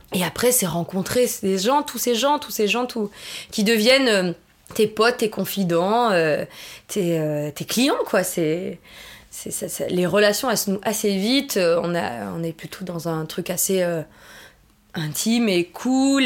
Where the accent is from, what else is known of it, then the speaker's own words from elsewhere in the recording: southern France, France; moved away; also born or lived in New York; Je suis pas originaire de Paris. Je suis du sud de la France.